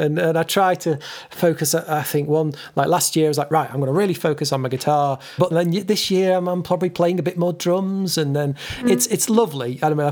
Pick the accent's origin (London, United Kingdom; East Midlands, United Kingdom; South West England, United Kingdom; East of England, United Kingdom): East Midlands, United Kingdom; Derbyshire; now in Suffolk, United Kingdom; I'm from Derbyshire, and now I've lived in East Anglia for nearly half my life